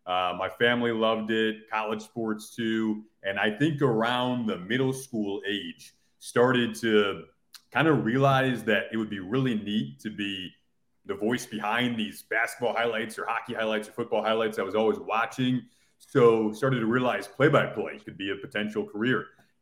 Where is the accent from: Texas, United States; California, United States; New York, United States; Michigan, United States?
Michigan, United States; Detroit; I grew up in Detroit